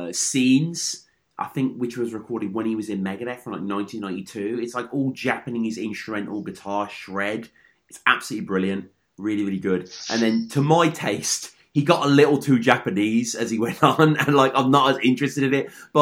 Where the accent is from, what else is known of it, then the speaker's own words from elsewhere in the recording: Birmingham, West Midlands, United Kingdom; this giant guitar store in Birmingham, my hometown in the UK.